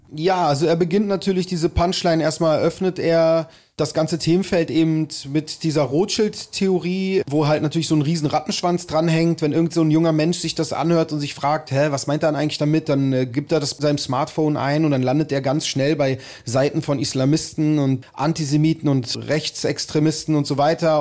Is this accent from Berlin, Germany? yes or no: yes; Berlin, Germany; ich bin halt hier in Berlin aufgewachsen